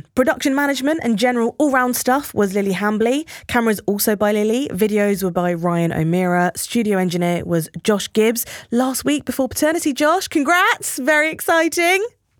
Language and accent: English; Brighton, South East England, United Kingdom; growing up in Brighton as opposed to growing up in Texas